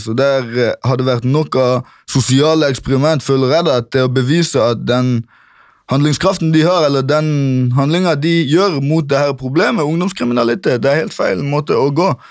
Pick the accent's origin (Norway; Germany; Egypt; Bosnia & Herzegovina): Norway; Kristiansand, Agder; Jeg kommer først fra Grim, et område i Kristiansand som er veldig berykta for ungdomskriminalitet og pøbelstreker.